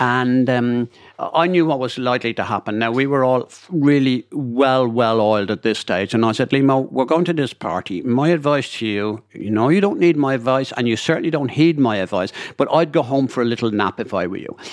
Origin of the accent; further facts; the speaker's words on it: Dublin, Leinster, Ireland; I'm from Dublin